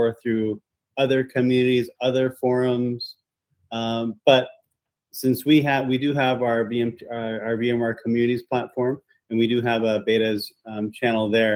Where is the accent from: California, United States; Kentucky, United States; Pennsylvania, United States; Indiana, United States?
California, United States; Silicon Valley, San Francisco Bay Area; Born and raised in the Bay Area. And matter of fact, Silicon Valley Bay Area native